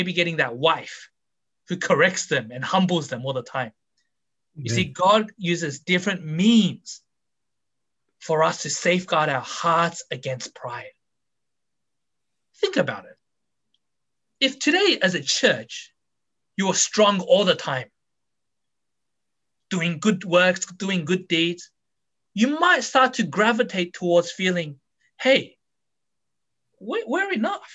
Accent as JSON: {"language": "English", "country": "Australia", "tie": "born or raised there", "said": "I was brought up in Australia"}